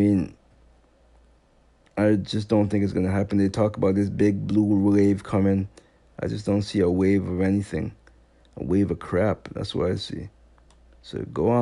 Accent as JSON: {"language": "English", "country": "U.S. Virgin Islands", "moved": "yes", "said": "I'm from St. Thomas. He keeps saying I'm from Haiti. I know I'm not from Haiti."}